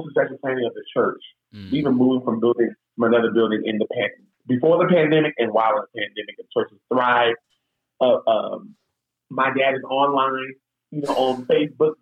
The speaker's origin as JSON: {"language": "English", "town": "Tacoma", "region": "Washington", "country": "United States", "said": "I'm originally from Tacoma, Washington. I grew up in the church"}